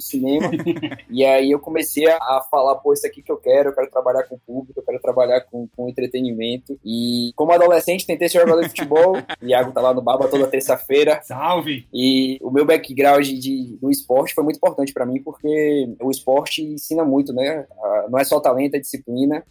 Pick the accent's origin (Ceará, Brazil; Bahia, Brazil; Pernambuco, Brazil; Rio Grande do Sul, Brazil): Bahia, Brazil; eu sou, sou baiano, sou feliz demais de ter nascido aqui na Terrinha.